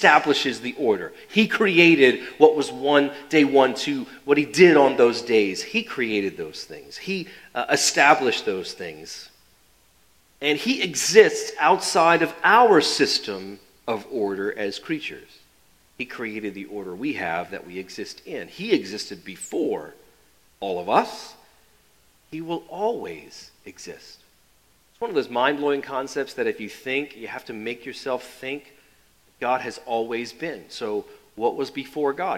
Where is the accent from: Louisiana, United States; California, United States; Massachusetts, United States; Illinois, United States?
Louisiana, United States; New Orleans; Growing up in New Orleans, that was PBS